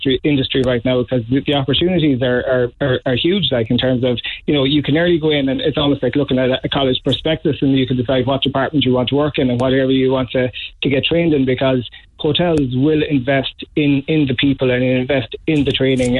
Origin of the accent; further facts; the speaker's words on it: Dunquin, Munster, Ireland; I'm from West Kerry, so it was back in Dunquin.